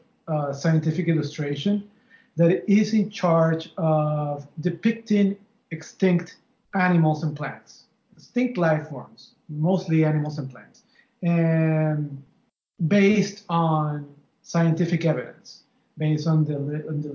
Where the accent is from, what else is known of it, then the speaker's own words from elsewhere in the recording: Venezuela; now in Miami, United States; I am from Venezuela, but I live in Miami, Florida.